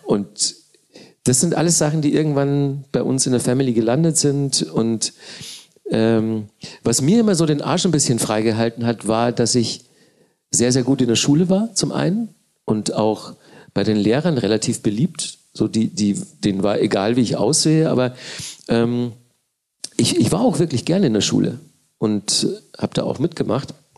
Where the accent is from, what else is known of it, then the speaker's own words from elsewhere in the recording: Manching, Bavaria, Germany; now in Berlin, Germany; ich aus Manchen komme